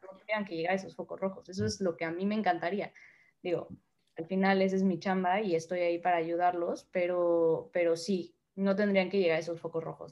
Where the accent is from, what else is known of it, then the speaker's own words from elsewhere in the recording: Mexico; moved away as an adult; now in Spain; como mexicanos